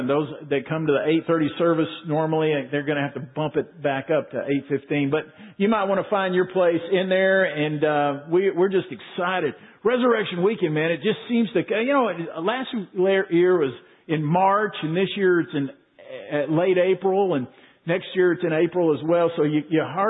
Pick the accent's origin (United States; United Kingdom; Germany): United States; Waco, Texas; moved away as an adult; we grew up in Waco, Pam and I, and we moved away